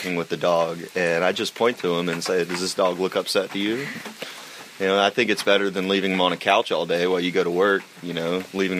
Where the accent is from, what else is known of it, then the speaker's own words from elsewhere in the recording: Asheville, North Carolina, United States; I'm from Asheville, North Carolina.